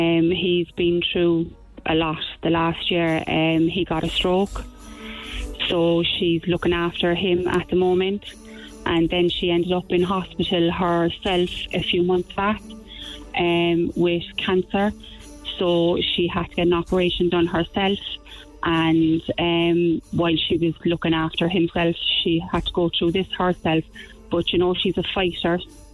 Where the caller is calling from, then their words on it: Churchfield, Munster, Ireland; I'm in Churchfield.